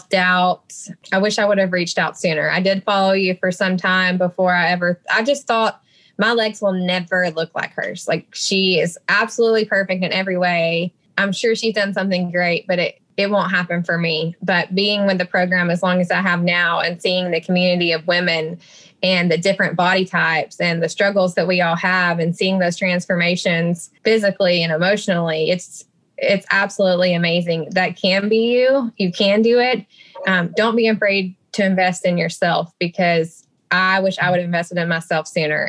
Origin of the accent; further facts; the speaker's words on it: Alabama, United States; born and raised in Alabama